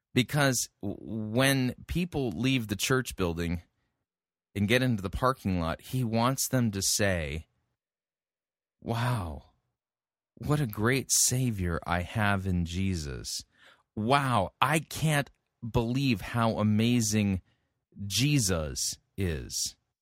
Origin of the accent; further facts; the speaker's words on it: California, United States; I grew up in California